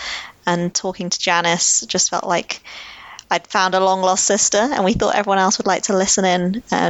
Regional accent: United Kingdom; I grew up in the UK, but I'm a British Indian, so we have a very rich culture.

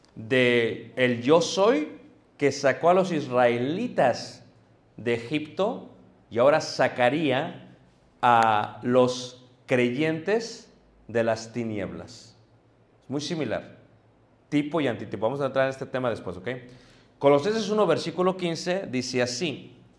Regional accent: Mexico; nosotros como mexicanos

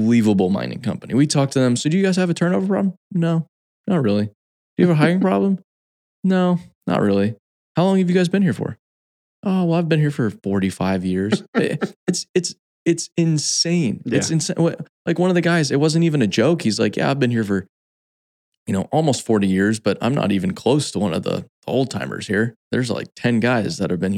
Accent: Phoenix, Arizona, United States; I grew up in Phoenix, Arizona

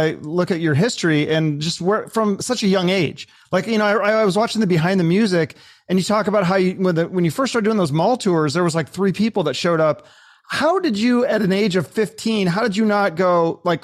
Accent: Seattle, Washington, United States; I grew up in Seattle.

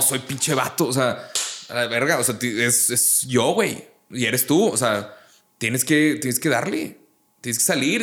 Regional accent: Monterrey, Nuevo León, Mexico; Yo soy de Monterrey

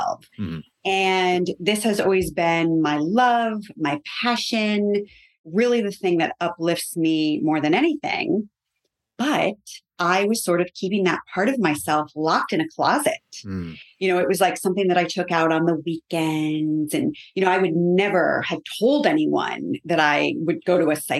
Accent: Connecticut, United States; moved away; I'm from Connecticut originally

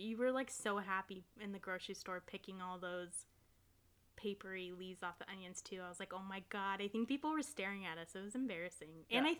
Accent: Ohio, United States; I grew up in America, Ohio specifically

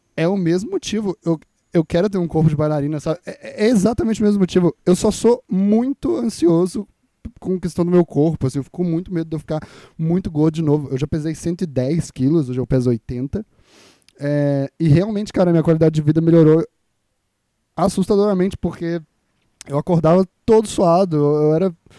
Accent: Minas Gerais, Brazil; E eu sou mineiro

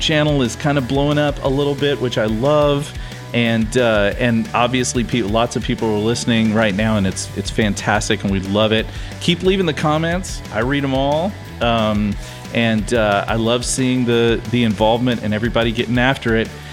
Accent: Houston, Texas, United States; I grew up here

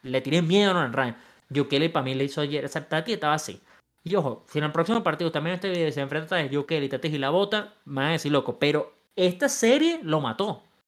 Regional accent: Venezuela; now in United States; en mi país, Venezuela

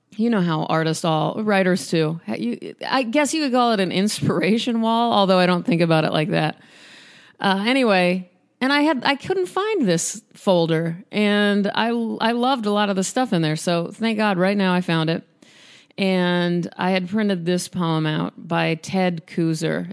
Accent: Omaha, Nebraska, United States; which is near Omaha, which is my hometown.

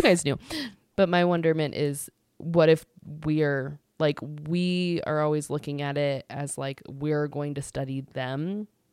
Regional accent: United States; as the American people

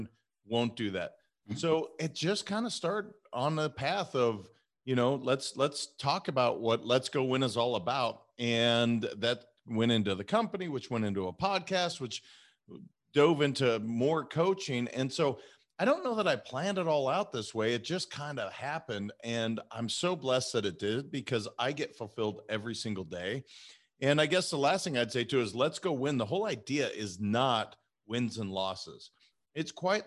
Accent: Montana, United States; moved away as an adult; also born or lived in California; I'm a kid from Montana that I never thought I would leave Montana.

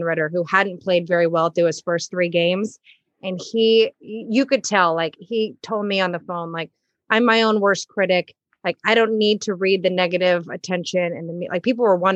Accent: Texas, United States; moved away; I'm from Texas

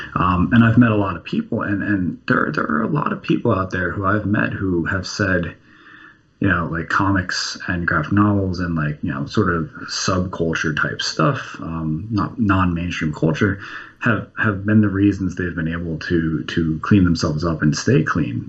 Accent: New Jersey, United States; I grew up in New Jersey, directly across the bay from Manhattan.

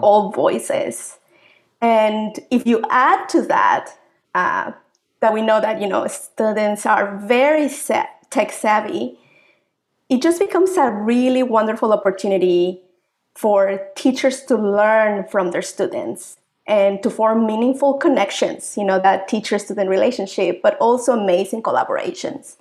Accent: Mexico; moved away as an adult; also born or lived in Africa / Asia / North America; now in Manitoba, Canada; I'm proud Mexican. I've uh, been living overseas for uh, almost two decades

